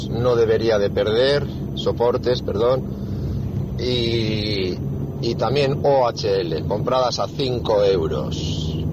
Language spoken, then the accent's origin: Spanish; Alicante, Valencian Community, Spain; Buenos días … de Alicante.